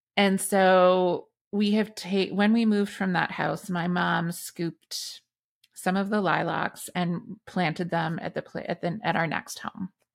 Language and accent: English; Meaford, Ontario, Canada; in my hometown of Meaford